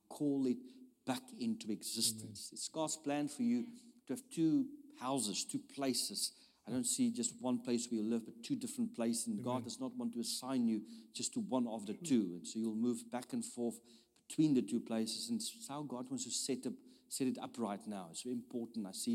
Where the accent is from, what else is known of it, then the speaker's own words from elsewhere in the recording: South Africa; I'm from South Africa.